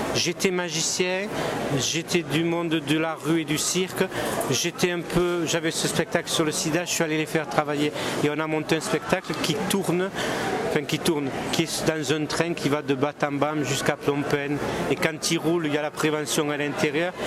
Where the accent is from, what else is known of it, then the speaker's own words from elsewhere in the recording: Languedoc, Occitania, France; mes racines, elles sont languedociennes. Je suis enraciné dans mon terroir languedocien. Donc je suis méridional